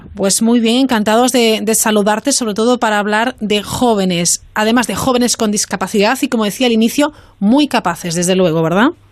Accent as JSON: {"language": "Spanish", "town": "Vigo", "region": "Galicia", "country": "Spain"}